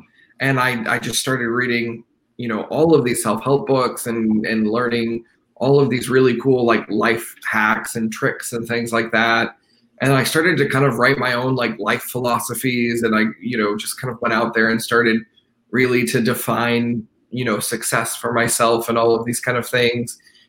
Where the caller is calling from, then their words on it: Fort Worth, Texas, United States; I am calling from Fort Worth, Texas.